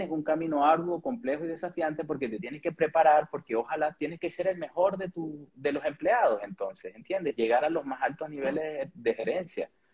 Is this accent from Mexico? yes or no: no; Venezuela; moved away as an adult; also born or lived in Chile; now in Santiago, Chile